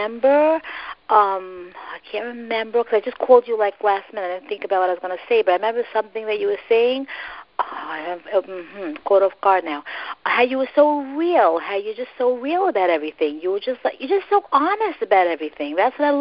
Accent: New York City, New York, United States; I'm from Brooklyn

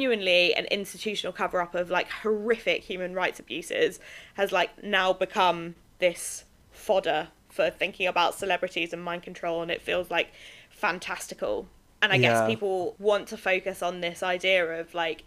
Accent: United Kingdom; I am British

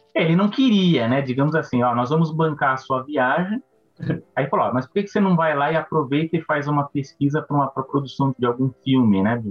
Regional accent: São Paulo, Brazil; eu sou de São Paulo, né? Quem está no podcast aí, eu e o Fernando, nós somos de São Paulo

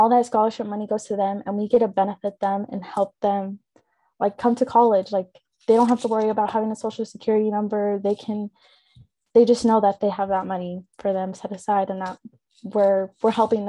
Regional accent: Kansas City, Kansas, United States; I grew up in Wyandotte County from the DOT, and I went to Shawnee Mission East, and it was a primarily white school.

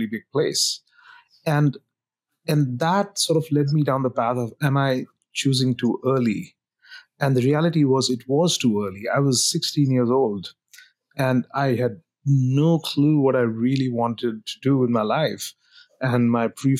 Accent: India; moved away as an adult; now in United States; I grew up in India, went to engineering school there, and then came for grad school to the US

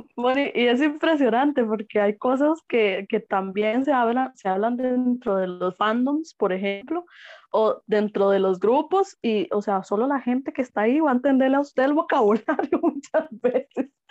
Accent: Costa Rica; nosotros como costarricenses

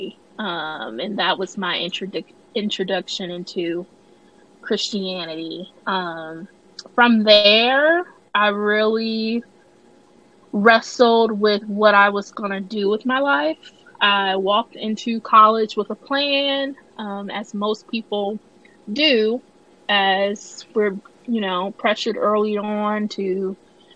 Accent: Illinois, United States; moved away as an adult; now in Tennessee, United States; I am from Illinois, born and raised, never really left Illinois other than summer trips to Mississippi to visit extended family.

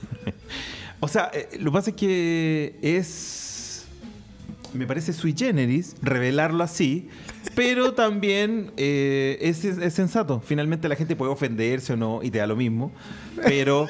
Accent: Chile; porque era y porque soy chileno

